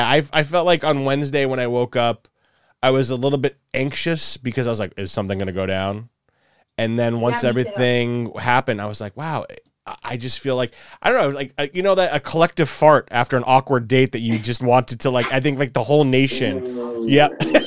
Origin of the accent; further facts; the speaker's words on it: New York, United States; now in Los Angeles, United States; I love LA. It's not my favorite city. I'll be flat honest. I miss New York. I'm a New Yorker through and through.